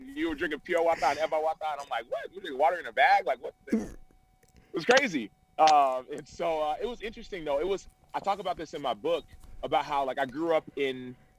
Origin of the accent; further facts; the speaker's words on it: Dallas, Texas, United States; I grew up in Dallas, Texas. My parents were born and raised in Nigeria. So I grew up in Dallas